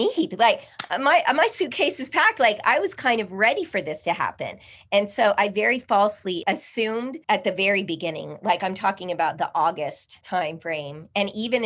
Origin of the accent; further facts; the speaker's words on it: El Paso, Texas, United States; now in Austin, United States; I am native El Pasoan